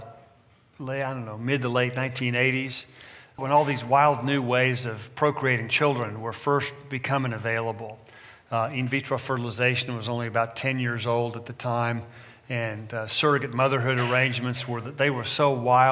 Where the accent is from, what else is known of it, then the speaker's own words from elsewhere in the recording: Texas, United States; now in California, United States; I'm from Texas originally, transplanted Californian